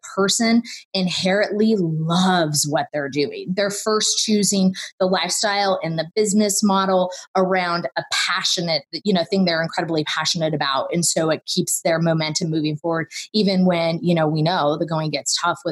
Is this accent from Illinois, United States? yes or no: no; California, United States; I grew up in California